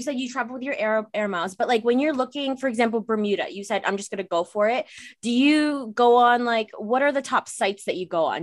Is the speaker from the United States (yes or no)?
no; Canada; I'm Canadian